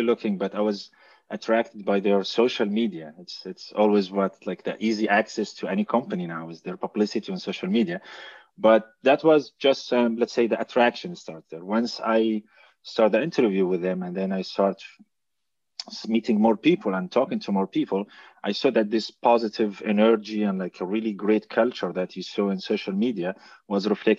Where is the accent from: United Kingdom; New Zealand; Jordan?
Jordan; moved away as an adult; now in Germany; I'm originally from Jordan. I started as a software engineer in Jordan. And 4 years ago, I moved to Germany